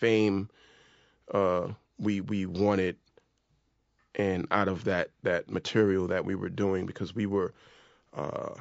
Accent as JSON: {"language": "English", "town": "New York City", "region": "New York", "country": "United States", "tie": "born or raised there", "said": "we're both from South Jamaica, Queens. We grew up and around a lot of violence"}